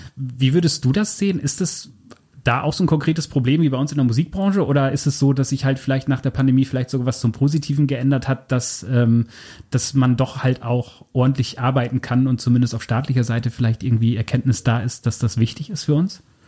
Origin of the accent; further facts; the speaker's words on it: Germany; ich komme so grob aus der Gegend